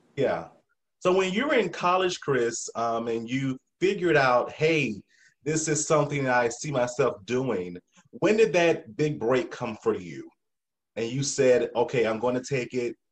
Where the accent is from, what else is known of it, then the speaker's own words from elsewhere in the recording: South Carolina, United States; I'm country too from South Carolina